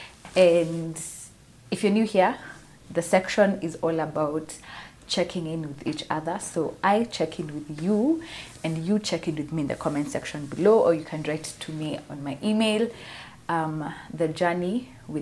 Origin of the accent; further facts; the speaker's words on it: Kenya; Jamhuri Day for us is our Independence Day